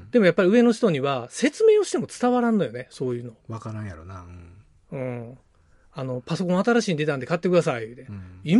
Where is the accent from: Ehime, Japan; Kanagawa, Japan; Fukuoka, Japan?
Ehime, Japan; Toon; うちらの地元の東温市ってとこでやっとる